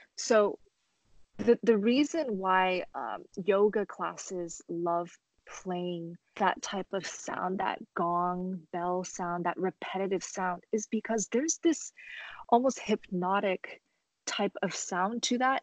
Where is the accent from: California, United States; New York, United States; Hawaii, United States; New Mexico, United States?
California, United States; Los Angeles; also born or lived in Shenzhen, China; I was born in uh, Shenzhen, China, and I moved to Los Angeles when I was three. Um, so I'm very proud to represent um, my country, um, but because I grew up in America